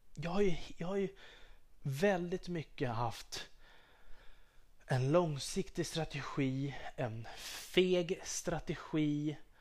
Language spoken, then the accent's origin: Swedish; Sweden; jag är svensk, jag är patriot